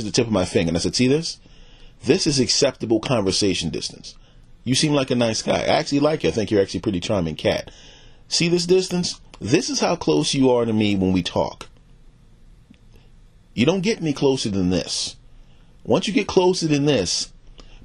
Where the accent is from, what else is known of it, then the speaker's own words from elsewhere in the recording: United States; also born or lived in Philadelphia / New York / New Jersey / the South (family origin); I grew up in the Philadelphia and the New York and New Jersey